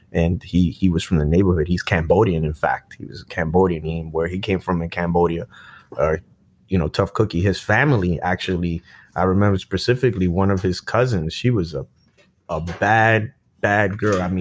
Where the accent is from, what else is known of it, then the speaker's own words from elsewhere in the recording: Brooklyn, New York, United States; I grew up in Brooklyn, New York, Sunset Park.